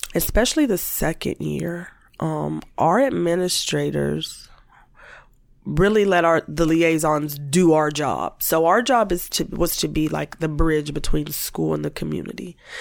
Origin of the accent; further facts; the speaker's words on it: Warren, Ohio, United States; I happened being in Warren and growing up in Warren